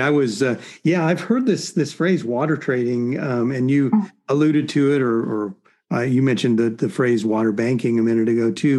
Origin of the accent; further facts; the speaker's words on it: Arizona, United States; also born or lived in California; now in Central Oregon, United States; I grew up in Arizona